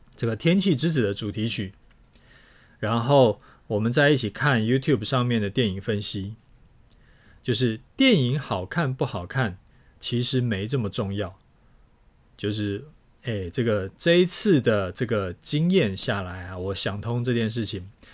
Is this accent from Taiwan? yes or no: yes; Taiwan; 身为台湾人的我们